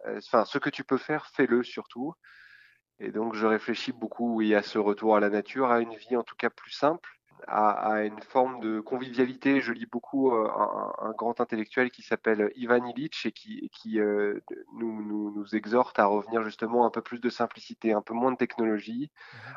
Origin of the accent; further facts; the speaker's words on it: France; also born or lived in Quebec; en tant que Français